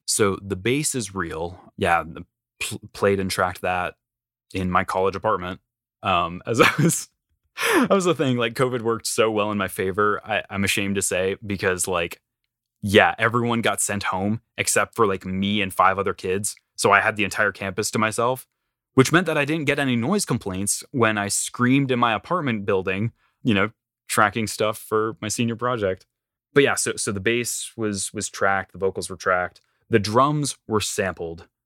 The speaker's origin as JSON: {"language": "English", "region": "North Carolina", "country": "United States", "tie": "born or raised there", "also_born_or_lived": "Illinois", "moved": "as an adult", "said": "I am born and raised in down south, North Carolina"}